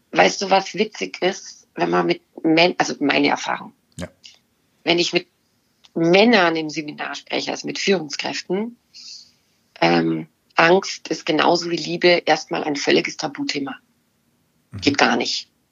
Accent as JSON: {"language": "German", "region": "Bavaria", "country": "Germany", "said": "ich komme aus Bayern"}